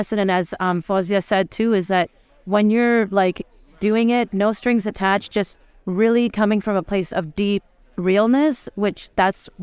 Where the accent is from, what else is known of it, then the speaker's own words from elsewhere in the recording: Venezuela; also born or lived in Pakistan; My family's originally from Pakistan, but I'm also from Venezuela